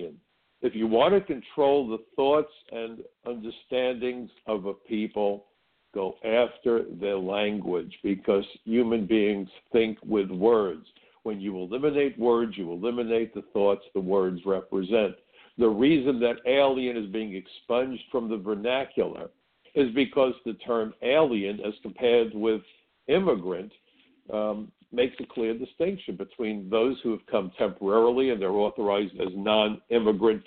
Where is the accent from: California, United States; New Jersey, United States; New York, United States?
New York, United States; New York City; when I was growing up in Brooklyn, I worked in a restaurant